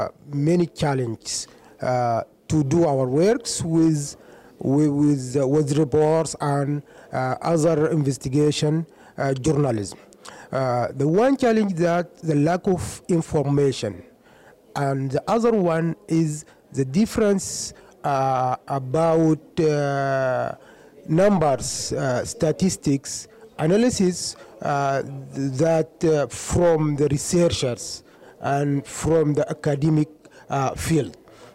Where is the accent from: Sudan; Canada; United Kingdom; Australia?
Sudan; I'm from Sudan.